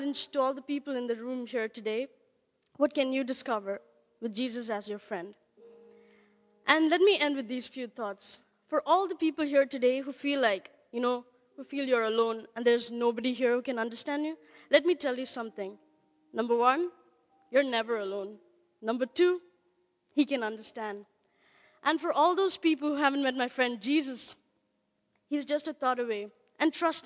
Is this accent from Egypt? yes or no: no; India; I'm from India.